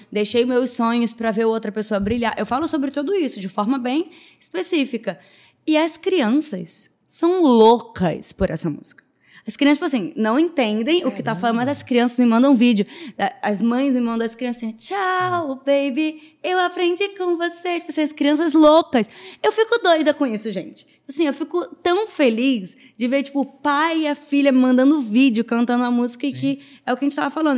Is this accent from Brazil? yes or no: yes; Rio de Janeiro, Brazil; sou carioca, Mariana é carioca, amante da praia